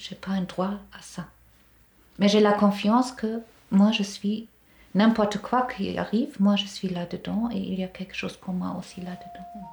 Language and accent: French; Germany; French is a second language; moved away as an adult; now in Grandchamp, Switzerland; je viens d'Allemagne